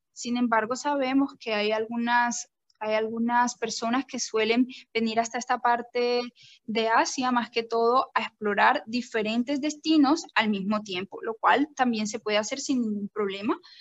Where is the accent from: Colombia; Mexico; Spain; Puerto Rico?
Colombia; now in Sri Lanka; yo soy una colombiana en estos momentos viviendo en Sri Lanka